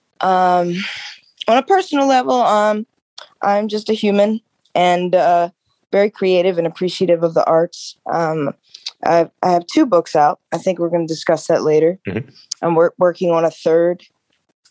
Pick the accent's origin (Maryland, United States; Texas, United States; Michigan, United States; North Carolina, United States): Maryland, United States; Baltimore; my background is I'm from the Baltimore area. Most of my work is in the city. I live right outside of it. I went to Roland Park Country School